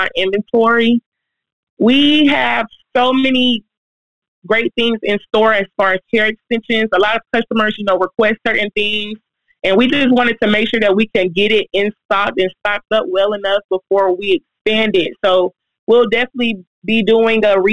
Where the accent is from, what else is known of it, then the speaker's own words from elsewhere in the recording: Atlanta, Georgia, United States; now in Brunswick, United States; I was born in Brunswick. I was raised in Atlanta